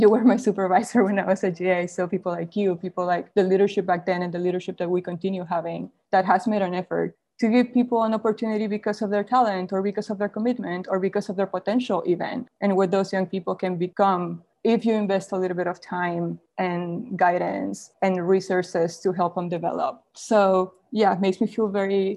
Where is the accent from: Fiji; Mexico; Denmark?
Mexico; moved away; I was born and raised in Mexico